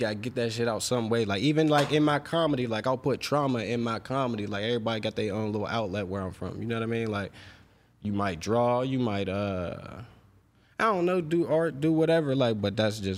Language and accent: English; Pittsburgh, Pennsylvania, United States; I mean, I grew up on the Hill District. It's kind of rough. Chauncey Drive, to be specific. Shout out to everybody up Chauncey. It's projects.